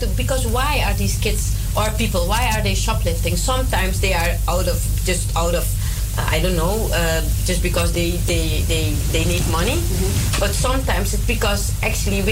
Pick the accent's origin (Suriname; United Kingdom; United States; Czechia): Suriname; now in Netherlands; I was brought up in Suriname.